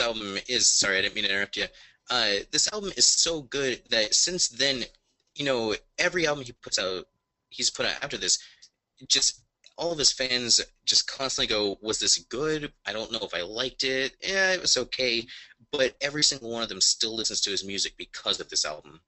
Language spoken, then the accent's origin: English; Indiana, United States; I'm in from Indiana